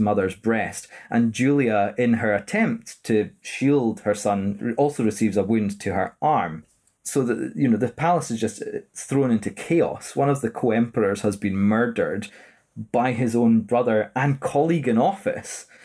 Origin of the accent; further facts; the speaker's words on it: Edinburgh, Scotland, United Kingdom; born and raised in Edinburgh